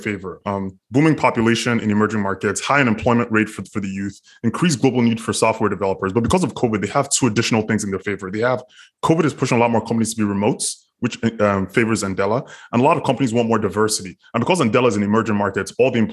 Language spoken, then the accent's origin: English; Nigeria; I'm a Nigerian person.